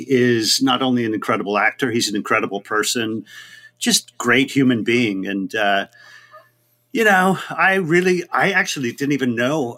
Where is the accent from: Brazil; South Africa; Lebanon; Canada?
Canada; Vegreville, Alberta; moved away; I grew up in a small little town 60 miles east of Edmonton called Vegreville, Alberta